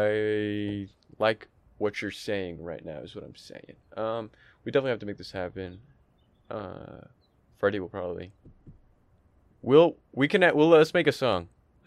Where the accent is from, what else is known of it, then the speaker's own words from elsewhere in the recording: Canada; I'm Canadian, well, dude.